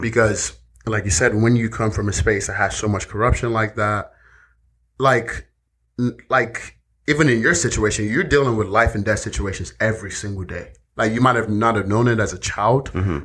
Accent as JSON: {"language": "English", "country": "Nigeria", "tie": "born or raised there", "moved": "yes", "said": "growing up in Nigeria"}